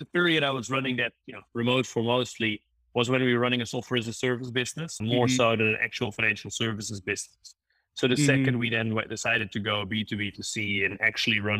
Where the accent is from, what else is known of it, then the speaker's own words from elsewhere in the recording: Maastricht, Limburg, Netherlands; moved away as an adult; also born or lived in Germany / London / Dubai; now in Cape Town, South Africa; I grew up and studied in the Netherlands in Maastricht